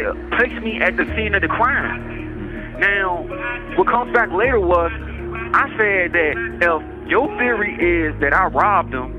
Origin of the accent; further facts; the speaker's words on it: Richmond, Virginia, United States; I grew up in Richmond, Virginia